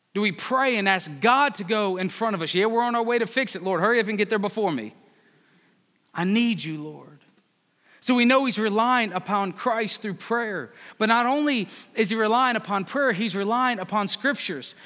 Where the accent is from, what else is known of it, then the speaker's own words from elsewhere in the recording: Northern Virginia, United States; moved away as an adult; I'm from Northern Virginia